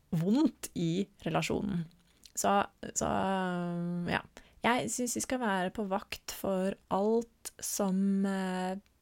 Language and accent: Norwegian; Norway; en litt mer stabil base her hjemme i Norge